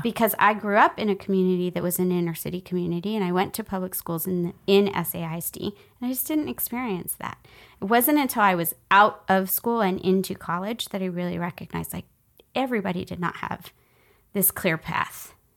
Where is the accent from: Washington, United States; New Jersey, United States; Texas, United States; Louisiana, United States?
Texas, United States; San Antonio; I grew up in San Antonio